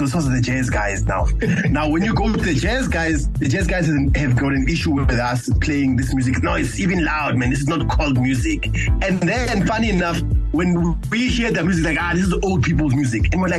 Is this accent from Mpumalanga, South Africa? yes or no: no; Alexandra, Gauteng, South Africa; You know, growing up in Alex, right? Because if you see, everybody who has to come to Joburg has to come past Alex.